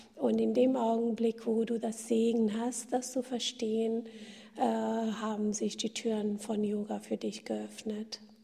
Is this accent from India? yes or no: yes; India; moved away; ich bin in Indien geboren und aufgewachsen